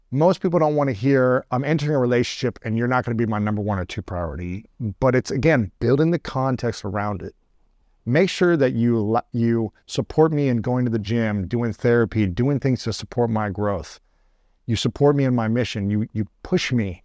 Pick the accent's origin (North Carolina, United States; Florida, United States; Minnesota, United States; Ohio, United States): Ohio, United States; I grew up in Ohio